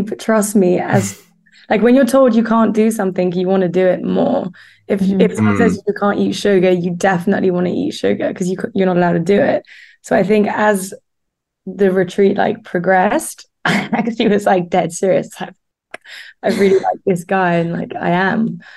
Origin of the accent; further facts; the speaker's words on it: Switzerland; growing up in Switzerland